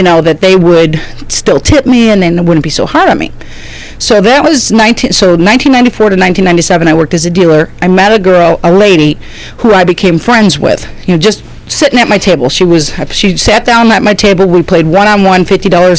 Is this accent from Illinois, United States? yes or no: yes; 40 miles from Chicago, Illinois, United States; I lived in the 40 miles from Chicago